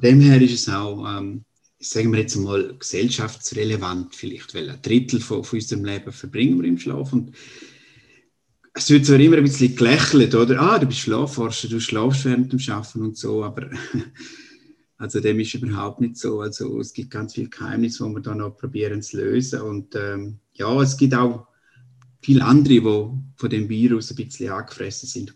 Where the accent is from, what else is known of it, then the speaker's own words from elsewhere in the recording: eastern Switzerland, Graubünden, Switzerland; am Dialekt da kennt man, also ich bin Schweizer aus der Ostschweiz, aus Graubünden